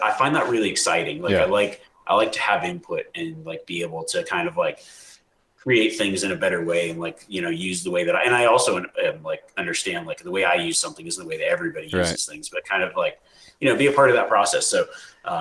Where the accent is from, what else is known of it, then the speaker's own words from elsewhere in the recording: Nevada, United States; I grew up in Nevada, live in Nevada